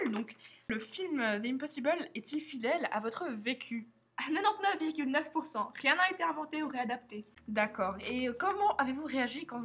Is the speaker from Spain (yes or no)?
yes; Spain; je suis espagnole, la mère fait partie